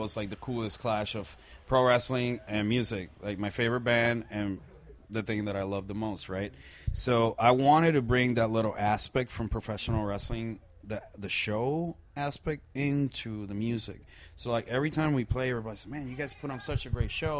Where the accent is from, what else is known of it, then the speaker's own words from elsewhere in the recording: Puerto Rico; I'm from Puerto Rico, born and raised, you know, like from a small island in the Caribbean, from a very small town.